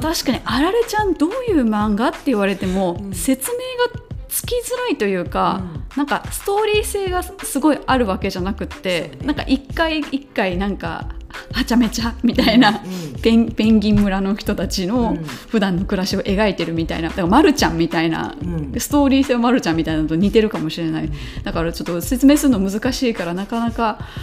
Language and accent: Japanese; Kansai, Japan; 私はもともと関西人ですのでバリバリの